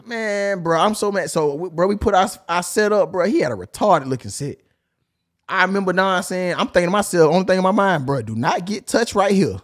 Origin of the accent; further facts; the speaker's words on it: Chicago, Illinois, United States; I'm from Chicago. I'm a GD